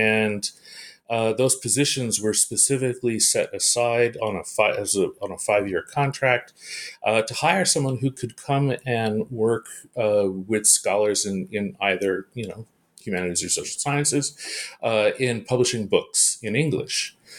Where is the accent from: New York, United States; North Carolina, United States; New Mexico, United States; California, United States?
California, United States; Well, actually, I'm a Californian, and so everything started for me in California, in the Bay Area of California.